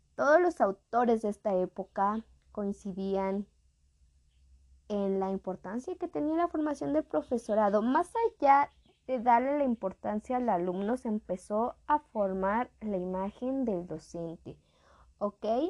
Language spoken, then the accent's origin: Spanish; Mexico; somos de México